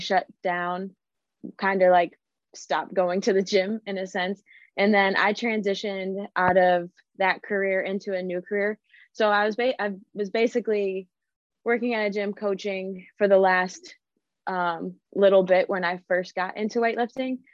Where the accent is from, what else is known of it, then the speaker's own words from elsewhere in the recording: Cleveland, Ohio, United States; I grew up in Cleveland, Ohio. That's where I'm from